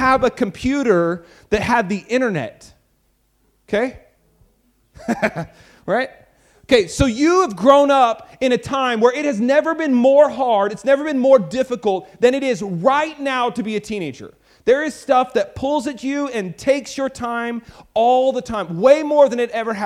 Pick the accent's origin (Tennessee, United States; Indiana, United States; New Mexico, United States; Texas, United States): Texas, United States; I'm from Texas